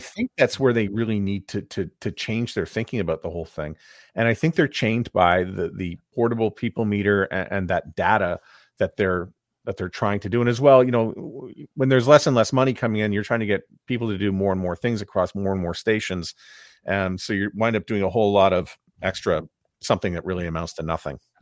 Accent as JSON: {"language": "English", "town": "Montreal", "region": "Quebec", "country": "Canada", "tie": "born or raised there", "said": "I'm from Montreal where, um, you know, I grew up listening on Shalom F M"}